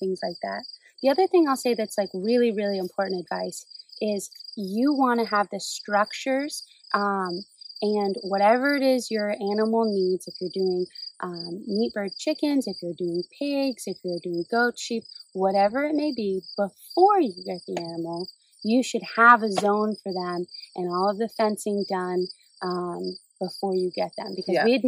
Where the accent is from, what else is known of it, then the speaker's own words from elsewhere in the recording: Maine, United States; I grew up in Maine